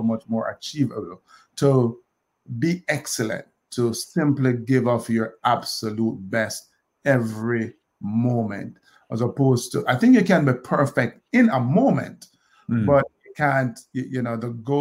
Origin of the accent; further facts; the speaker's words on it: Kingston, Jamaica; moved away as an adult; now in United States; I grew up in Olympic Gardens, Kingston